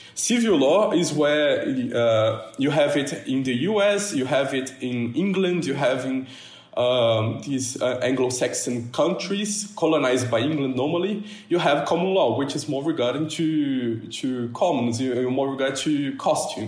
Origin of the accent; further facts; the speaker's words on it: countryside of São Paulo, Brazil; English is a second language; I'm from Brazil, 19. Uh, I come from the countryside of uh, São Paulo